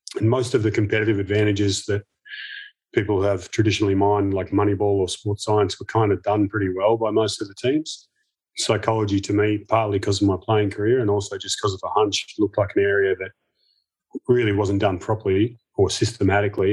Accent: Melbourne, Victoria, Australia; as a kid growing up in Melbourne

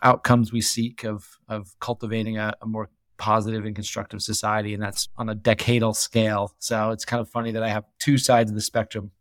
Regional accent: New Hampshire, United States; moved away as an adult; also born or lived in New York; now in Jackson Hole, United States; I grew up in New Hampshire, uh, land off New Hampshire, small town, about three hundred people.

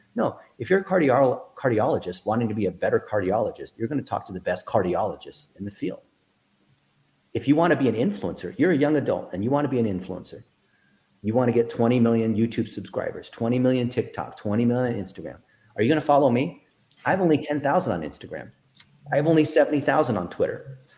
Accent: Dayton, Ohio, United States; I was born in Dayton, Ohio

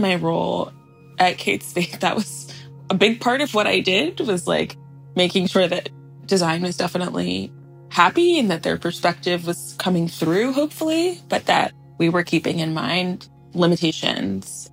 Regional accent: Washington, District of Columbia, United States; we grew up in Washington, D.C.

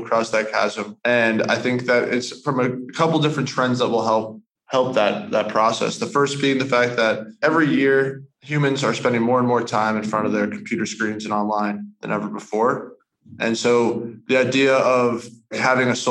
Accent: United States; I'm from the States

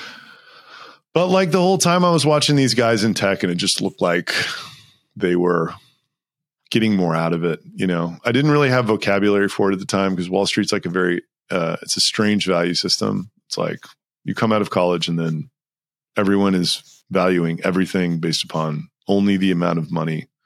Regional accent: Texas, United States; moved away as an adult; also born or lived in New York; I grew up in Texas

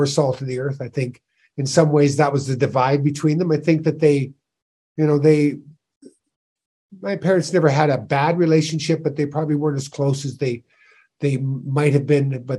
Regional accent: Sault Ste. Marie, Ontario, Canada; born or raised there; moved away

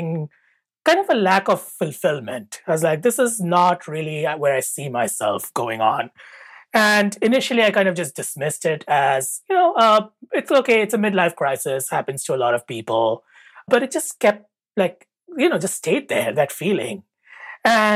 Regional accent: India; moved away as an adult; now in United States; I grew up in India

